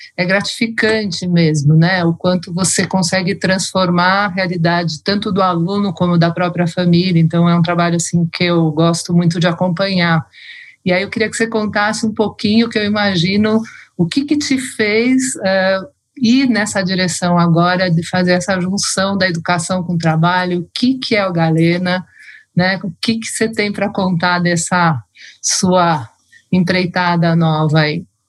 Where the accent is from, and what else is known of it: Brazil